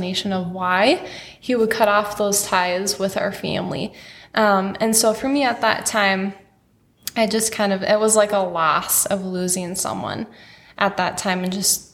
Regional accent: Wadena, Minnesota, United States; And I grew up in Wadena, Minnesota, so in a small farm town, rural town

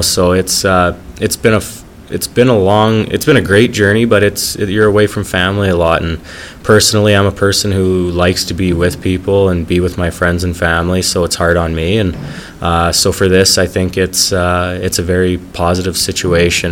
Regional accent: Lethbridge, Alberta, Canada; my hometown team

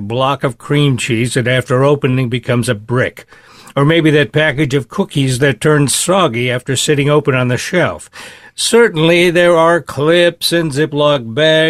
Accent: Hibbing, Minnesota, United States; I grew up in Hibbing, Minnesota, and Duluth was our big city.

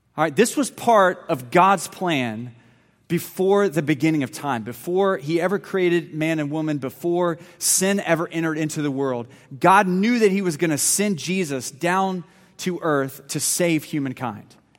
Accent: Lynchburg, Virginia, United States; I was born in Virginia Baptist Hospital in Lynchburg, Virginia

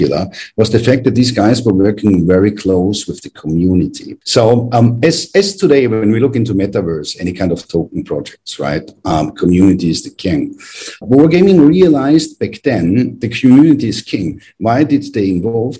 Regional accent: Graz, Styria, Austria; which was back in my hometown in Graz in Austria

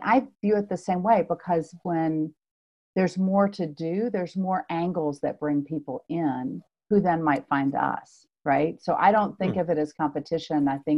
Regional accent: Louisville, Kentucky, United States; I did. I moved from Louisville, Kentucky back in 2001.

